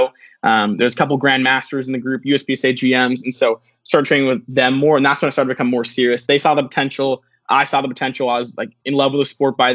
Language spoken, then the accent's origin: English; Seattle, Washington, United States; I'm from Seattle, Washington.